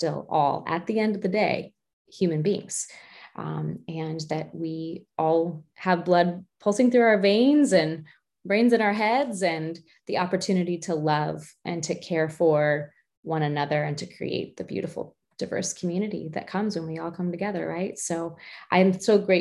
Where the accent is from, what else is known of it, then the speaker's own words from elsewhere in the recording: United States; I'm American